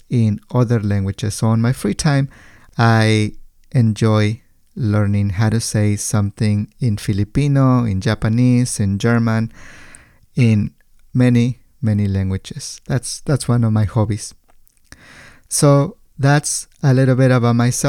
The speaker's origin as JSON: {"language": "English", "region": "State of Mexico", "country": "Mexico", "tie": "born or raised there", "also_born_or_lived": "Santa Rosa, California, United States", "second_language": "English", "moved": "as an adult", "lives_now": "United States", "said": "I was born in Mexico, in a state by the name of El Estado de México. I moved to the States after finishing high school"}